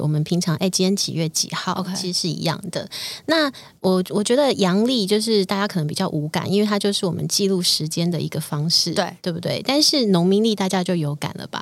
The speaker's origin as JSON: {"language": "Chinese", "country": "Taiwan", "said": "我们今天身为台湾人"}